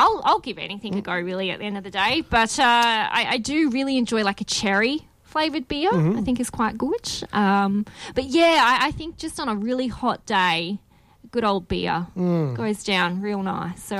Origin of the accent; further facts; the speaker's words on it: Perth, Western Australia, Australia; We're both from Perth